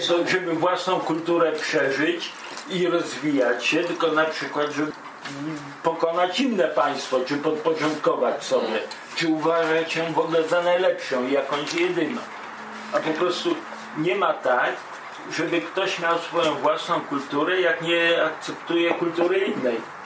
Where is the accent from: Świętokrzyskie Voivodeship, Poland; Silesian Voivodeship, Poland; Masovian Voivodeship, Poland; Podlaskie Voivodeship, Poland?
Podlaskie Voivodeship, Poland; near Białystok; now in Germany; pochodzę z prostej rodziny, pod Białego Stoku